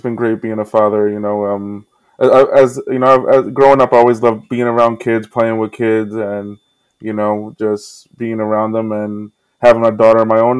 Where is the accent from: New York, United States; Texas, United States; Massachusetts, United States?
New York, United States; New York City; born or raised there